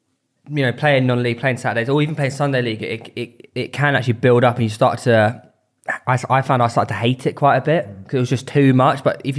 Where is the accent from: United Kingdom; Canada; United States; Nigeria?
United Kingdom; Seaford, South East England; So I'm from Seaford.